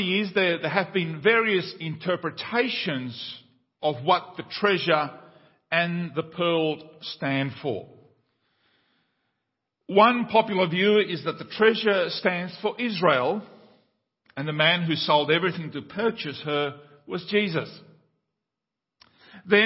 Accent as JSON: {"language": "English", "country": "Paraguay", "tie": "born or raised there", "said": "Paraguay has been, the country where I was born in South America"}